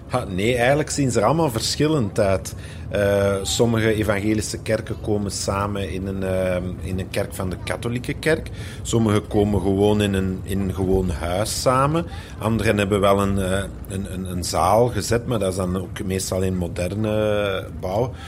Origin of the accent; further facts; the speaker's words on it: Flanders, Belgium; bij ons in Vlaanderen in de evangelische kerk